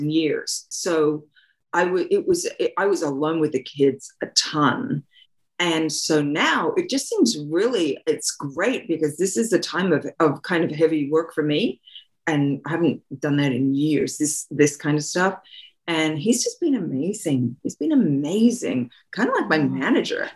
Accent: Australia; moved away as an adult; I'm from Australia, and I had gone to theater school.

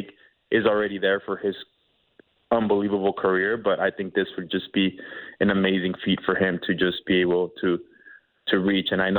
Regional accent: East Los Angeles, California, United States; my hometown of East Los Angeles

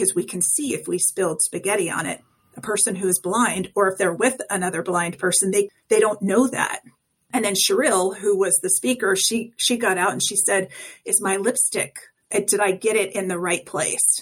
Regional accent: Colorado, United States; I'm from Colorado.

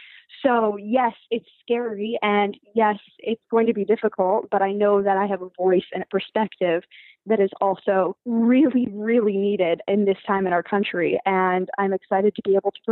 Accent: Washington, District of Columbia, United States; So I grew up in Washington, D.C. Well, partially grew up there.

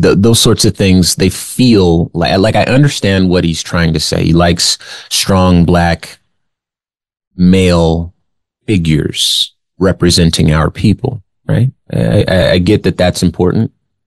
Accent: West Coast, United States; also born or lived in Arizona; I grew up in California and Arizona. We have a different sort of mentality on the West Coast

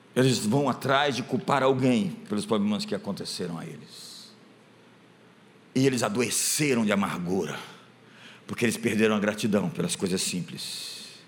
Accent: Brazil; nasci no Brasil

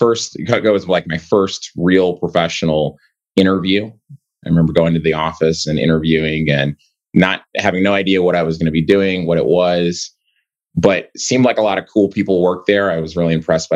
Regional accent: Kansas City, Missouri, United States; I'm from Kansas City, Missouri, so I grew up in the inner city of Kansas City.

